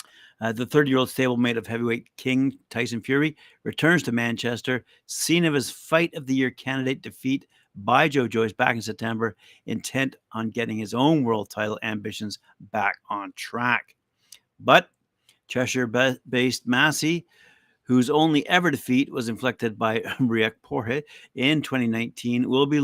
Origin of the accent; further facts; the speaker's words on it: Aleppo, Aleppo Governorate, Syria; born there; moved away; I was born in Aleppo. My dad is from Syria, but my mom is from Madrid in Spain.